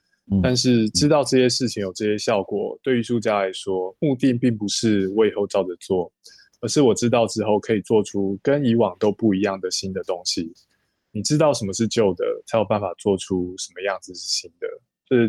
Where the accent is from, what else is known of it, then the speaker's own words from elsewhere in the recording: Taiwan; 那过去十年，以我台湾人的理解，台湾社会也多出了很多新的概念，像是情绪勒索、转型正义，还有霸凌